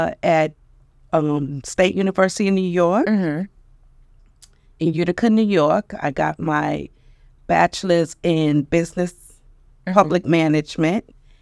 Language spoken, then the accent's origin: English; Jamaica; also born or lived in Brooklyn; And I was born in Brooklyn. However, because of my parents not having a lot of relatives here, I spent majority of my time in Jamaica.